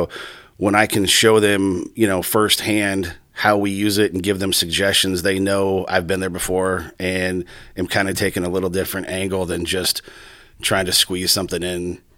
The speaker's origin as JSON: {"language": "English", "town": "Johnston", "region": "Iowa", "country": "United States", "tie": "born or raised there", "said": "I was born and raised in Johnston, sandbox kid, K through 12."}